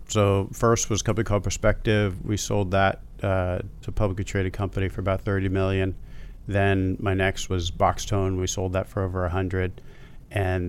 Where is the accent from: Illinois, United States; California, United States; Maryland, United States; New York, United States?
Maryland, United States; Baltimore; Baltimore, Maryland.